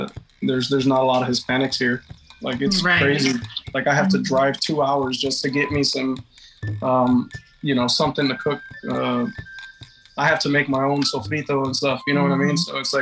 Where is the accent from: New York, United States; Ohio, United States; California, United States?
Ohio, United States; Lorain; now in Portsmouth, United States; I growing up in Lorain was, it's a different experience compared to, like living out here, like in Portsmouth. Because the community is, mostly, you know, Hispanics